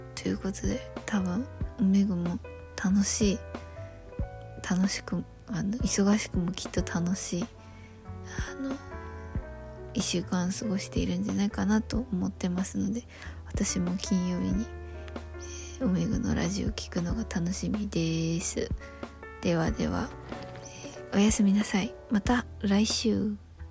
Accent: Yamagata, Japan; moved away; 山形出身なので私は

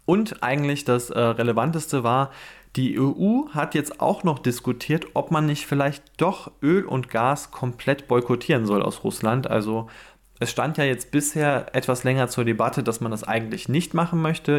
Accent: Germany; als Deutscher

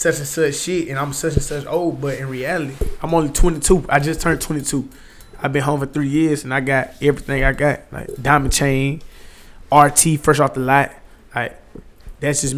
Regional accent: Columbia, South Carolina, United States; I'm from Columbia, South Carolina

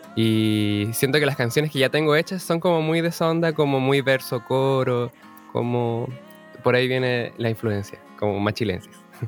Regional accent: Punta Arenas, Magallanes and Chilean Antarctica, Chile; moved away as an adult; also born or lived in Valparaíso; Soy de Punta Arenas, nacido acá

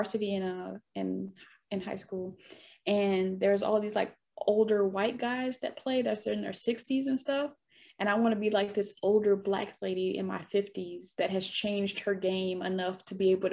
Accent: Detroit, Michigan, United States; now in Los Angeles, United States; I'm from Detroit, from the East Side, Casual and Mac

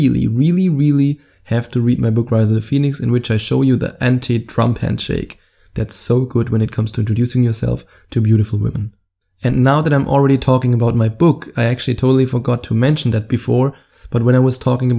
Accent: Germany; accent: German; my German accent

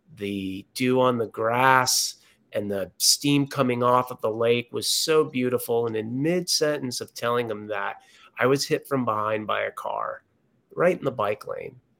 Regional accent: Connecticut, United States; moved away as an adult; also born or lived in San Diego, California; I was born and raised here in Connecticut, came back this summer

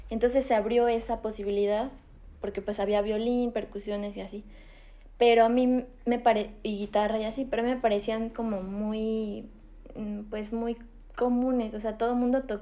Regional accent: Mexico City, Mexico; yo nací en la Ciudad de México

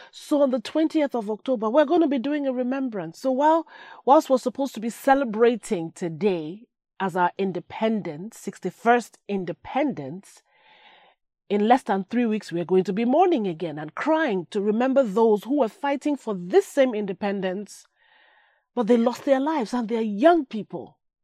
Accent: Nigeria; moved away; a place that gave birth to me, my home. That's my home. I may live somewhere else, but that's my home

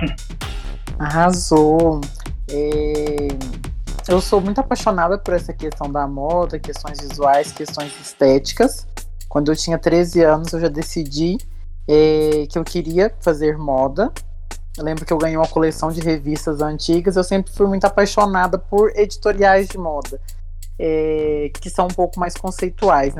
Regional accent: Uberlândia, Minas Gerais, Brazil; Sou de Uberlândia, Minas Gerais

